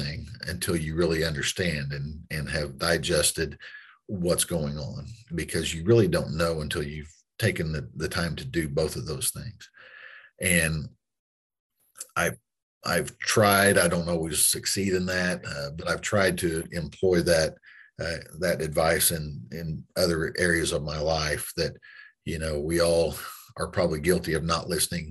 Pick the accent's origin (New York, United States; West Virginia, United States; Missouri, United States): Missouri, United States; Granby; I was raised in Southwest Missouri